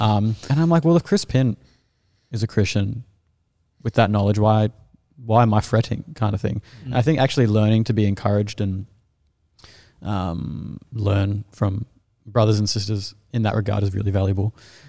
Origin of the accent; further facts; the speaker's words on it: Australia; As an Australian, I find it very uncomfortable.